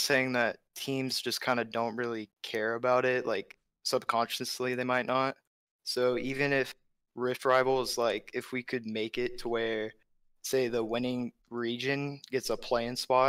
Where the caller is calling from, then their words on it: Arkansas, United States; I'm from Central Arkansas.